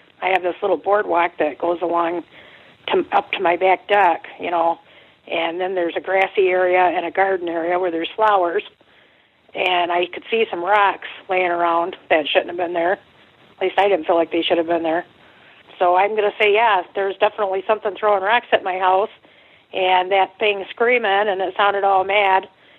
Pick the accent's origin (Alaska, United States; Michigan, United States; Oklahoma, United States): Oklahoma, United States; It was like the tornado siren. I'm from Oklahoma, and it starts out real slow, and then it builds up